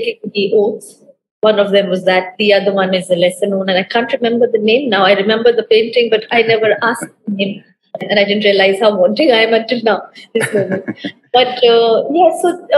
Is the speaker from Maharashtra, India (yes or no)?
no; Delhi, India; I grew up in Delhi, in very close to these areas.